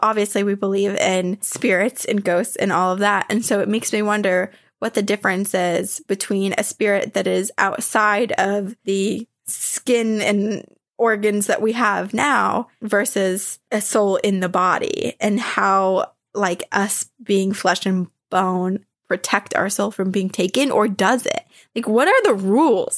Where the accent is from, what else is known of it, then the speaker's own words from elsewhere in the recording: Vermont, United States; where I grew up in Vermont